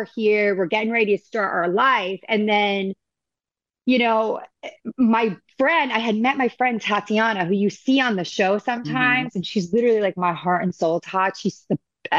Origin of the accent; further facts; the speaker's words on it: Long Island, New York, United States; moved away as an adult; now in Coto de Caza, United States; I am from Long Island